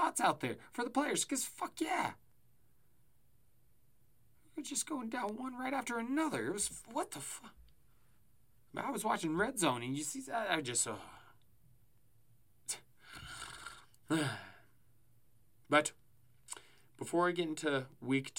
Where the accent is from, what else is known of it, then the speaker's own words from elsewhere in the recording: Colorado, United States; moved away; I grew up in Colorado before moving away